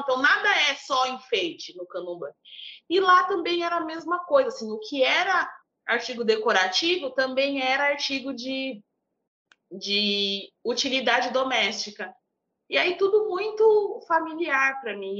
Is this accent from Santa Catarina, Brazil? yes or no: no; São Paulo, Brazil; eu cresci num bairro, eu cresci em Tiradentes, né? É um bairro de alta periferia em São Paulo